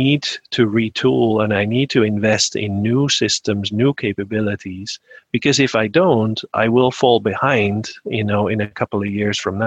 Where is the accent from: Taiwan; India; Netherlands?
Netherlands; Amsterdam, North Holland; moved away as an adult; also born or lived in Germany / Singapore; I'm a Dutch native, born and raised in Amsterdam in the Netherlands